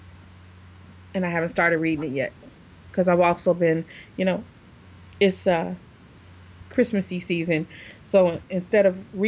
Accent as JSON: {"language": "English", "region": "Michigan", "country": "United States", "said": "I'm from Michigan. We were always 20 minutes away from Canada"}